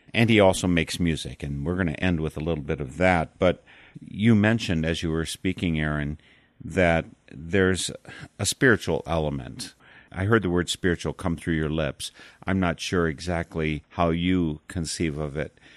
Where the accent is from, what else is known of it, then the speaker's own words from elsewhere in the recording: Darlington, Wisconsin, United States; I was born in Darlington, Wisconsin